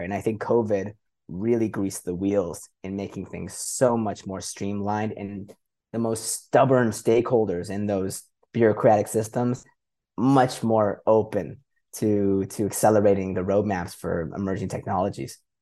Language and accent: English; Canada; moved away as an adult; also born or lived in Middle East / Europe; I grew up in Canada, but been an expat, uh, in the Middle East and Europe for about seventeen years